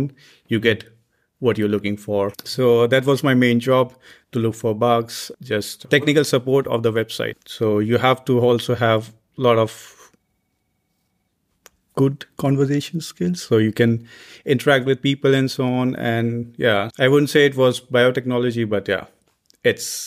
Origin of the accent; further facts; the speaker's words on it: India; moved away as an adult; also born or lived in Delhi / Ghaziabad; now in Germany; I come from India and I'm working here as a postdoc.